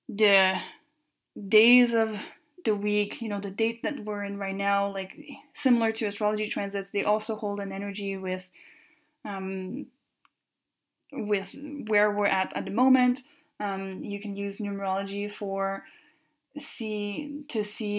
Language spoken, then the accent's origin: English; Canada; first language French; English is a second language; I am French Canadian, so my first language is French